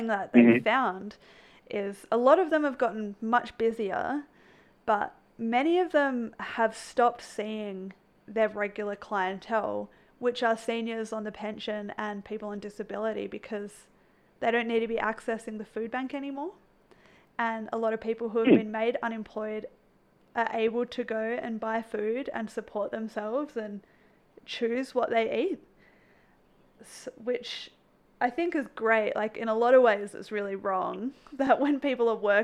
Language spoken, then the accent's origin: English; Australia; now in Canada; I grew up in Australia, so moving to Canada